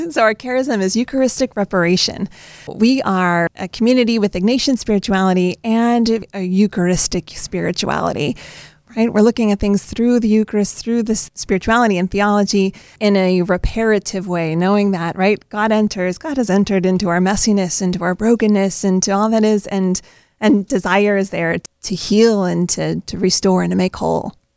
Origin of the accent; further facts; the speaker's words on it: Wauwatosa, Wisconsin, United States; moved away; I come back to my hometown in Wauwatosa, Wisconsin